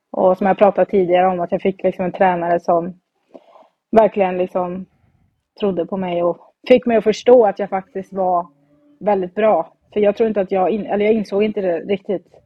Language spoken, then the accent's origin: Swedish; Falköping, Västra Götaland, Sweden; Eh, jag började spela när jag var 11 år eh, och då började jag spela i Falköpings Kick, mm. eh, där jag kommer ifrån. Och spelade där tills jag var, tog studenten.